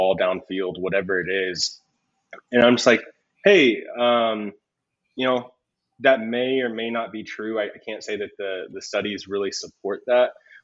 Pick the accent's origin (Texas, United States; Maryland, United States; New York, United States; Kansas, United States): Texas, United States; South; moved away as an adult; also born or lived in Houston, Texas; now in Denver, United States; I'm from South Texas